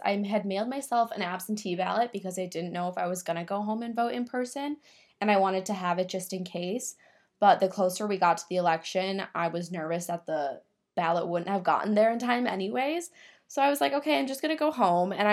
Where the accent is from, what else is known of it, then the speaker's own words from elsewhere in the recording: Minnesota, United States; I'm from Minnesota